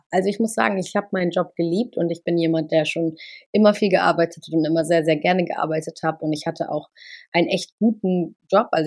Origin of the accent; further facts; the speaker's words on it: Cologne, North Rhine-Westphalia, Germany; Äh, und meine Heimat ist einfach Köln. Also Köln ist meine Heimat, da komme ich her